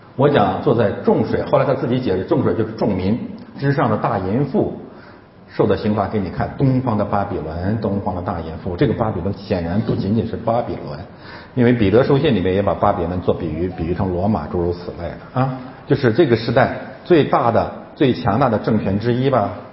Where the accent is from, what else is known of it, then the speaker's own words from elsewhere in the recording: China; 我是中国人